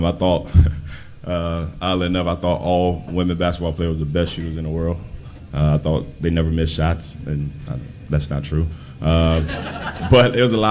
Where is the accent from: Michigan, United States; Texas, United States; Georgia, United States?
Georgia, United States; Atlanta; also born or lived in Tennessee / England / China; now in Champaign, United States; I'm from Atlanta, Georgia